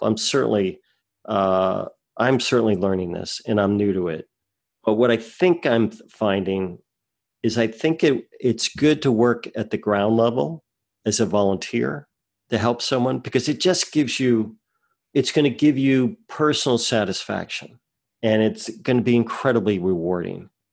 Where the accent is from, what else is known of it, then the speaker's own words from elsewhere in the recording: New Jersey, United States; I grew up in New Jersey